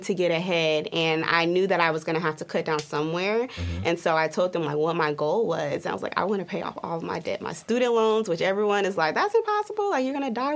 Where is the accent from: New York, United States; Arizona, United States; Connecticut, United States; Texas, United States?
Texas, United States; Dallas; moved away as an adult; now in Las Vegas, United States; originally, I'm from Dallas.